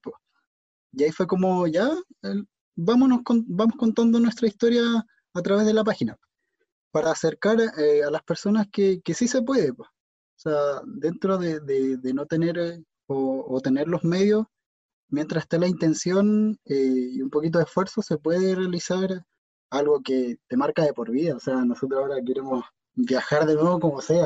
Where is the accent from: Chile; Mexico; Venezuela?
Chile; somos chilenos